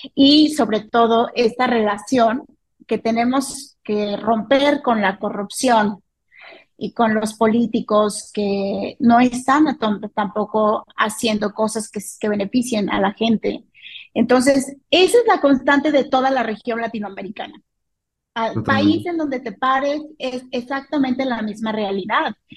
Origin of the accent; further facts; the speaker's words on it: Mexico; en México vivimos una crisis de inseguridad